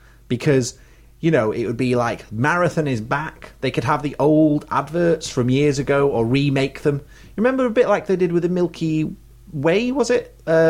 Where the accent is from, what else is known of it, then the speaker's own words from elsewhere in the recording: United Kingdom; We are British.